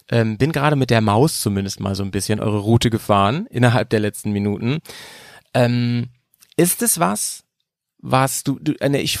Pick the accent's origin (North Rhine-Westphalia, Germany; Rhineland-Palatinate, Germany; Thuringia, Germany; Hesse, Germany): North Rhine-Westphalia, Germany; wir kommen ja auch aus, aus dem Ruhrgebiet.